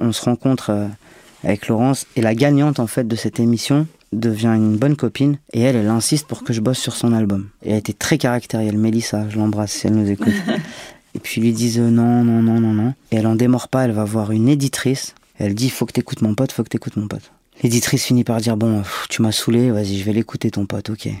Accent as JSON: {"language": "French", "town": "Marseille", "region": "Provence-Alpes-Côte d'Azur", "country": "France", "tie": "born or raised there", "said": "je suis né à Marseille"}